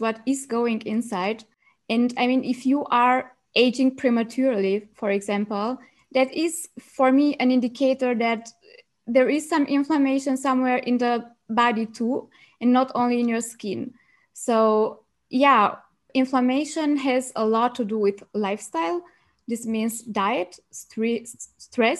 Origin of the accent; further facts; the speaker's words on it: Romania; moved away as an adult; now in Germany; I'm originally from Romania and I studied medicine in Germany. So I came to Germany 6 years ago